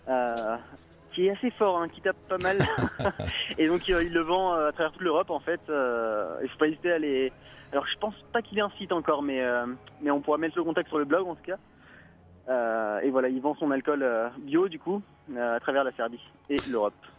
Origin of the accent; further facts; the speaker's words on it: Auvergne-Rhône-Alpes, France; on rentre chez nous en Rhône-Alpes